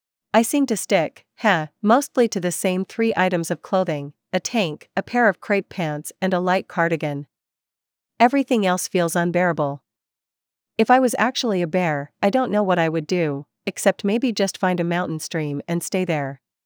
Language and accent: English; British Columbia, Canada; Growing up in the Kootenays, winter was something to be endured.